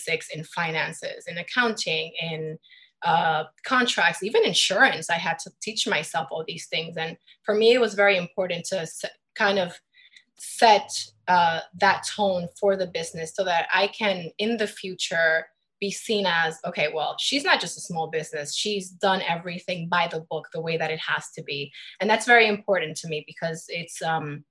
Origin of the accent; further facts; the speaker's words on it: New York City, New York, United States; also born or lived in Midtown Manhattan; I was born and raised in the Bronx